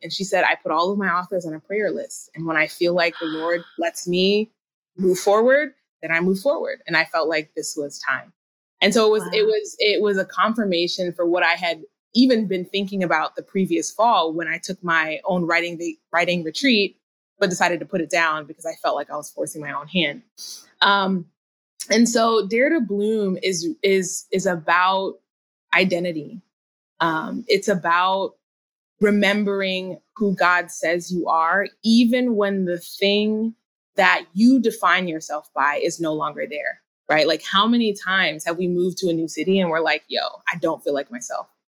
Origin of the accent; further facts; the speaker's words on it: Minnesota, United States; moved away; also born or lived in California / North Carolina; I grew up in Minnesota, so we eventually made our way back